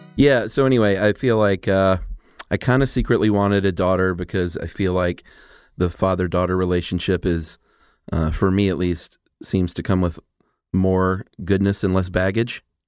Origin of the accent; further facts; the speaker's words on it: Atlanta, Georgia, United States; also born or lived in Los Angeles; I'm from Atlanta